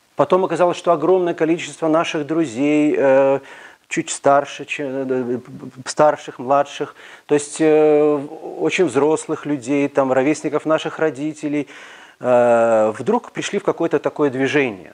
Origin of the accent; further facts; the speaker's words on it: Minsk, Belarus; Мы все белорусы, минчане